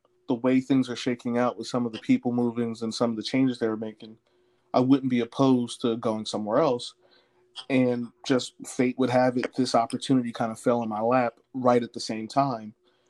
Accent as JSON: {"language": "English", "town": "Willingboro", "region": "New Jersey", "country": "United States", "tie": "born or raised there", "also_born_or_lived": "other countries", "said": "I'm originally from South Jersey, Willingboro, New Jersey. But both my parents were in the Army, so I was a military brat. So lived in other countries, traveled a lot as a kid"}